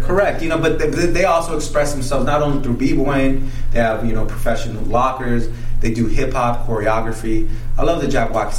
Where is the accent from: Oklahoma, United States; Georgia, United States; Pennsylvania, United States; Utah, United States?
Utah, United States; Salt Lake City; moved away as an adult; also born or lived in Guadalajara, Mexico; now in Las Vegas, United States; So I went to high school in Salt Lake City, Utah. Uh, I was born in Mexico. And um, now I reside here in Las Vegas.